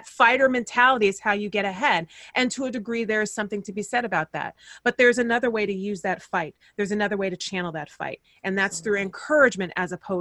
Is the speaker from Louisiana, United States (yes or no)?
no; Fresno, California, United States; moved away as an adult; also born or lived in San Diego / New York; my hometown of Fresno, California